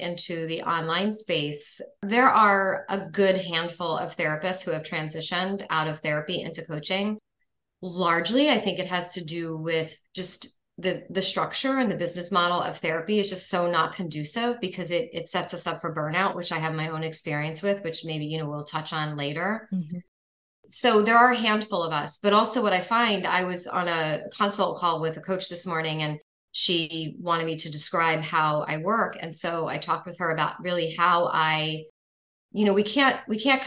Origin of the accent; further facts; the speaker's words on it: New York, United States; moved away as an adult; now in Florida, United States; I'm actually from New York, so I went to grad school there.